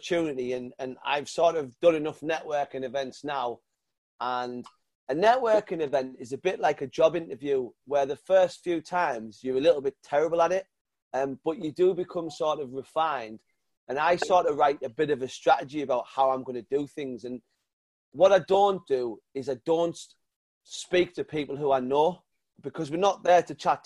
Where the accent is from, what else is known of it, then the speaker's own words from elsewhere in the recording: North East England, United Kingdom; accent: northern; he heard my northern accent